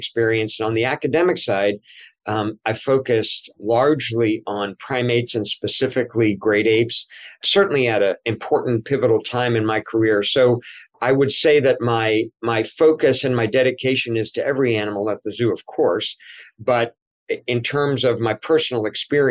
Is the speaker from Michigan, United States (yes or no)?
no; Washington, District of Columbia, United States; moved away as an adult; also born or lived in Des Moines, Iowa; now in Indianapolis, United States; I was born right in Washington, D.C.